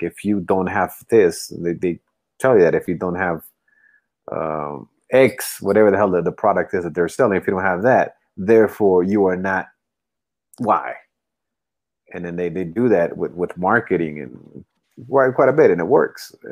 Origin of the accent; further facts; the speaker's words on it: United States; because obviously you know being American we, we, we do get caught up